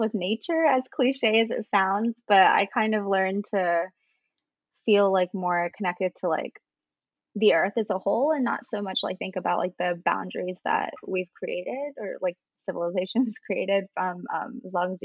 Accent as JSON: {"language": "English", "country": "United States", "tie": "born or raised there", "also_born_or_lived": "India / Saudi Arabia", "said": "before coming to America, I spent like, I want to say like 4 or 5 years in Saudi Arabia."}